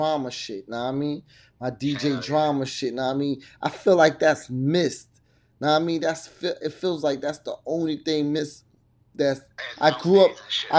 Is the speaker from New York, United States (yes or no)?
yes; New York, United States; moved away; growing up in New York